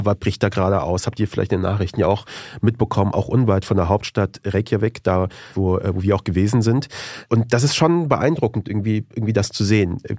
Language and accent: German; Afghanistan; now in Germany; wie kommt man auf sowas als Afghane?